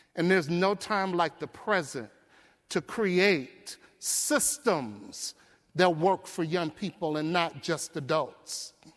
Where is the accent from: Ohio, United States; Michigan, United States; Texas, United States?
Michigan, United States; Detroit; I grew up in Detroit. I grew up in poverty. I grew up in the Brewster Projects